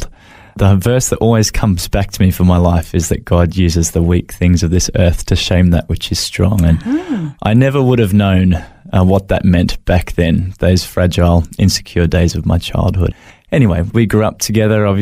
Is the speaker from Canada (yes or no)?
no; Brisbane, Queensland, Australia; moved away as an adult; also born or lived in Macleay Island; now in Gold Coast, Australia; I was born in Brisbane